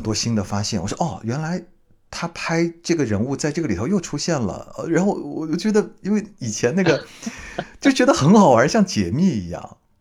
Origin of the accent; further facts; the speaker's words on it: Hangzhou, Zhejiang, China; moved away; 我是去年回杭州嘛